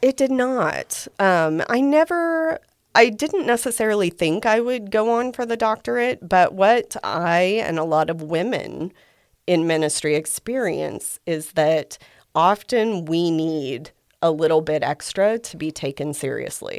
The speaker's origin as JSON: {"language": "English", "town": "Guthrie", "region": "Oklahoma", "country": "United States", "tie": "born or raised there", "said": "I'm a native Oklahoman. I grew up in Guthrie"}